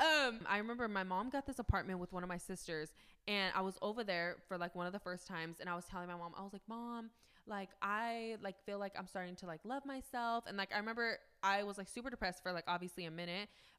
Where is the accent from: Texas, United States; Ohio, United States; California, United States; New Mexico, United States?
California, United States; Fresno